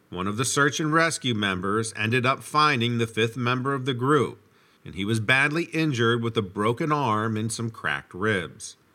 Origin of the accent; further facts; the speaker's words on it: New York, United States; I was born in New York City and lived there until I was about 10 years old. My family moved to the South Shore of Long Island, New York, and I grew up there.